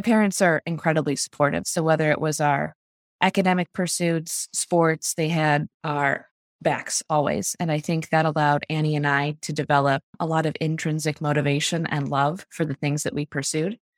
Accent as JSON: {"language": "English", "town": "Park Ridge", "region": "Illinois", "country": "United States", "tie": "born or raised there", "said": "I grew up in Park Ridge, which is a suburb on the northwest side of the city."}